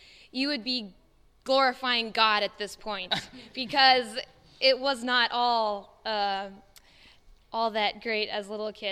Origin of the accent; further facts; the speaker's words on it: South Central Oklahoma, United States; we're from South Central Oklahoma.